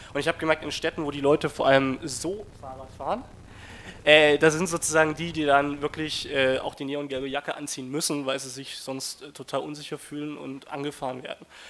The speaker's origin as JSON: {"language": "German", "town": "Hof", "region": "Bavaria", "country": "Germany", "said": "Ich komme aus Hof. Hof liegt in Oberfranken, das ist reinstes Mittelgebirge. Wir haben einen Radverkehrsanteil von 0,8 Prozent"}